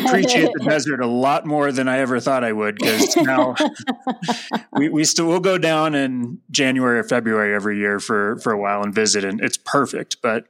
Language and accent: English; Huntington Beach, California, United States; moved away as an adult; also born or lived in Idyllwild, California; now in Mammoth Lakes, United States; I grew up in Huntington Beach.